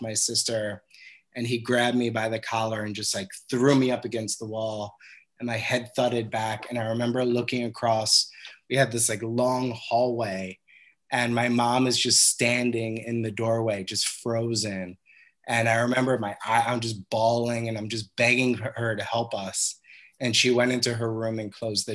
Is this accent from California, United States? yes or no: no; Cold Spring Harbor, New York, United States; I grew up on Long Island in a town called Cold Spring Harbor